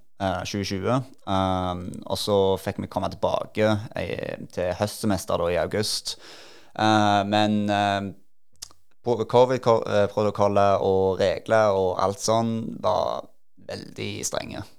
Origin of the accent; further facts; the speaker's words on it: Norway; moved away as an adult; also born or lived in United States; når jeg var hjemme i Norge